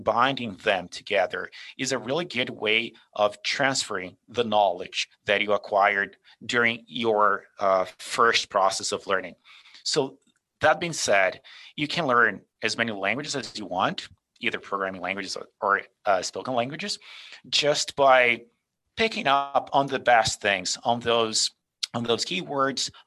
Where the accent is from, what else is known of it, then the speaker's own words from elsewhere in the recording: Brazil; moved away as an adult; also born or lived in Calgary, Canada; now in Canada; I grew up in Brazil. I was born and raised there.